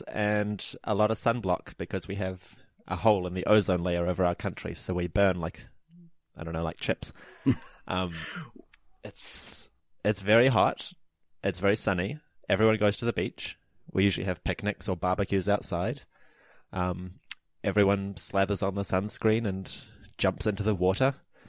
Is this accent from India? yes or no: no; New Zealand; apparently, you know, foreigners say I don't sound like a normal Kiwi. I don't quite have the right accent and all that.